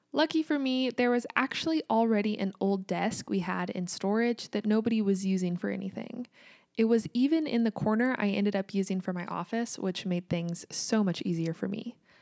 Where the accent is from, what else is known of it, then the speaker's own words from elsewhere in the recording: United States; also born or lived in Kansas; I'm American, and I live in the state of Kansas in the United States